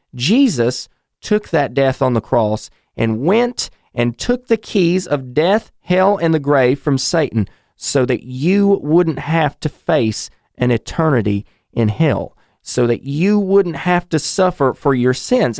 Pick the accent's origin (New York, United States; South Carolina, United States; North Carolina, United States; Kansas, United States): North Carolina, United States; my home state of North Carolina